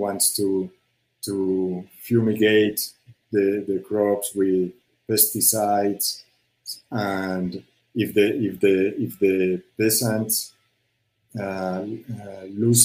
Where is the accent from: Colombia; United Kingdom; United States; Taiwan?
Colombia; Medellín, Antioquia; English is a second language; I was born in, I grew up in Medellin in the Pablo Escobar years.